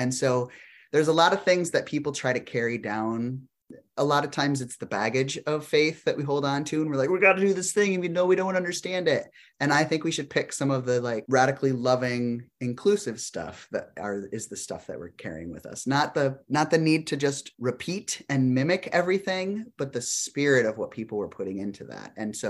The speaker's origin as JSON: {"language": "English", "region": "South Dakota", "country": "United States", "tie": "born or raised there", "said": "So when I grew up in South Dakota, I moved to Berkeley to go to baby pastor school."}